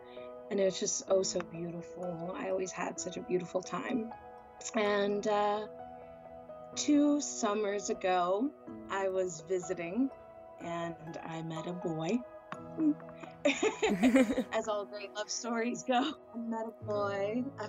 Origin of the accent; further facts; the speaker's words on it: New York City, New York, United States; moved away as an adult; now in Croatia; I'm 31 years old, almost 32. Born and raised in Queens, New York, Flushing. And now I live in Croatia.